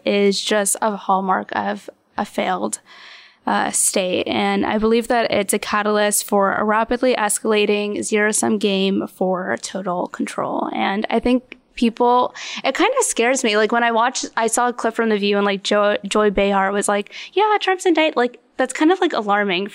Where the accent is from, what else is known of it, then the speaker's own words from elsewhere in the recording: Long Island, New York, United States; I'm from Long Island